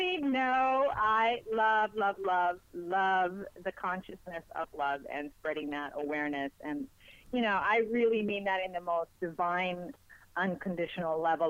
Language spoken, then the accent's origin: English; Spain; first language Spanish; English is a second language; moved away; I'm actually from Spain, born and raised in Spain. My father's American. My mother is Spanish. My first language is Spanish.